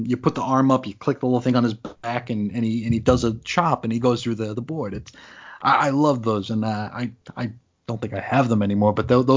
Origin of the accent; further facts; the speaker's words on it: Long Island, New York, United States; we moved from New York City to Long Island